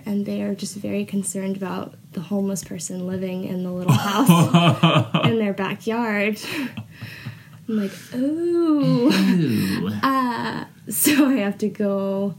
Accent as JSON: {"language": "English", "region": "Mid-Coast Maine", "country": "United States", "moved": "yes", "said": "I'm from Mid-Coast Maine."}